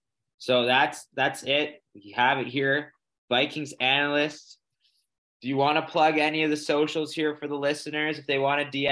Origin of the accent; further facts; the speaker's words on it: Toronto, Ontario, Canada; As we're all from Toronto